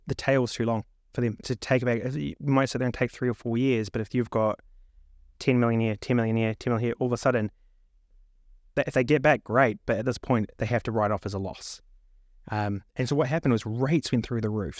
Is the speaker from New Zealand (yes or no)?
yes; New Zealand; moved away as an adult; also born or lived in Melbourne, Australia; now in London, United Kingdom; born and raised in New Zealand